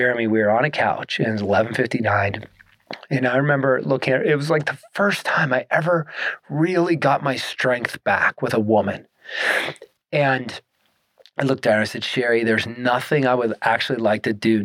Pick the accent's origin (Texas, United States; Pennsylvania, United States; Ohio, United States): Pennsylvania, United States; Pittsburgh; moved away as an adult; also born or lived in Tennessee; now in Colorado, United States; Born in Pittsburgh, and I was moving west